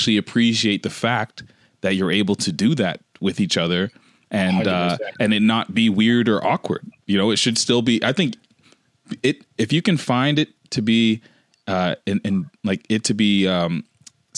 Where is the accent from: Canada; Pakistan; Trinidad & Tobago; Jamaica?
Canada; I'm from Canada